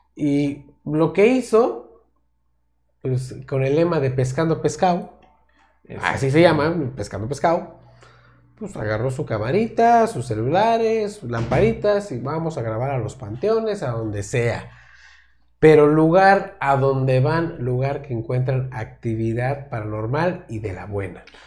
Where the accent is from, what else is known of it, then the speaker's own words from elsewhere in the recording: Mexico; todas las personas que somos de México